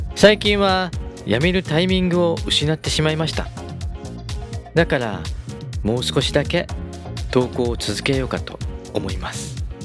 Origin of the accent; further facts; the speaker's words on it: Gunma, Japan; 群馬県で生まれ群馬県で育ちました